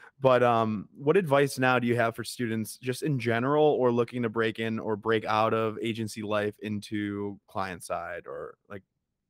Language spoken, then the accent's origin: English; Chicago, Illinois, United States; I'm from Chicago